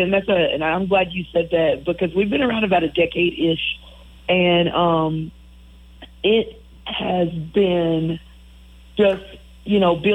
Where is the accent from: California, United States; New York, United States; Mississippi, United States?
Mississippi, United States; Poplarville; about our experiences growing up in Poplarville, Mississippi, and and in the country, going to the creek